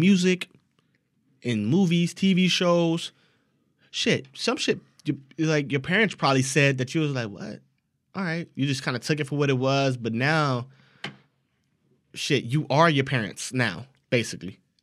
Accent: United States; Since we're American, our English is a little bit different

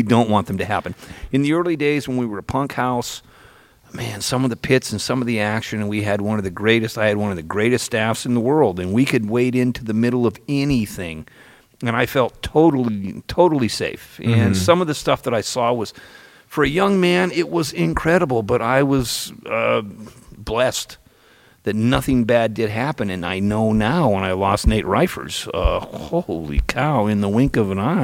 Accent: Petaluma, California, United States; I grew up in Petaluma when it was a brawling town

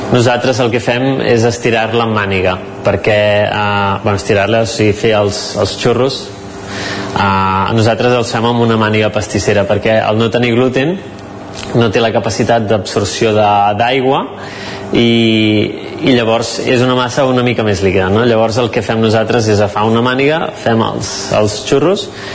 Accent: Cardedeu, Catalonia, Spain; soc de Cardedeu

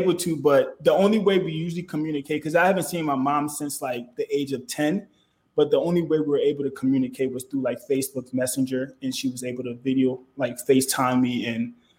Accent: Philadelphia, Pennsylvania, United States; also born or lived in Liberia; Well, see, I was born in Liberia, but I grew up in Philadelphia, Pennsylvania.

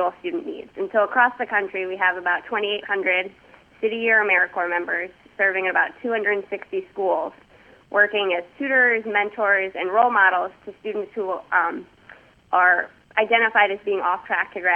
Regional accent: New York City, New York, United States; moved away as an adult; also born or lived in Massachusetts; now in Washington, D.C., United States; I am actually from New York. I grew up in New York City

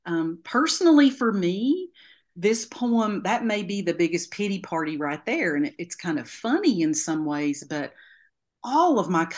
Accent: Appalachia, United States; who maybe are so dissimilar to people that we grew up with in Appalachia, the people who raised us.

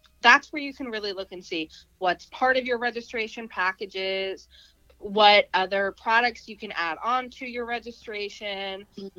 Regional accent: Iowa, United States; I'm from Iowa

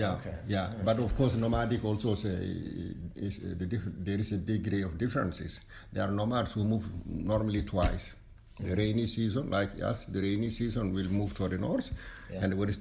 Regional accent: Mauritania; moved away; I come from West Africa, from nomad people, you know, we are always crossing borders.

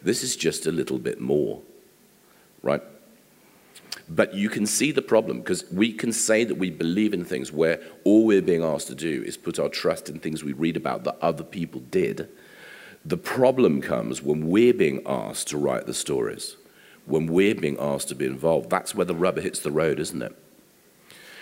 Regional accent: England, United Kingdom; we are English

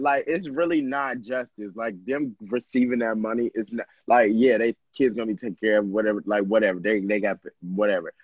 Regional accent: Georgia, United States; I'm from Georgia

